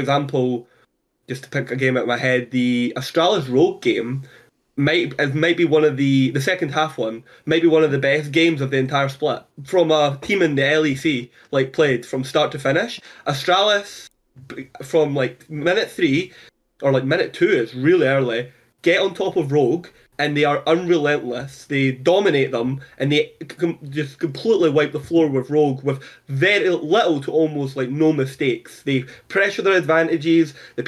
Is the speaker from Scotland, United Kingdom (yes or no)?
yes; Scotland, United Kingdom; I'm from Scotland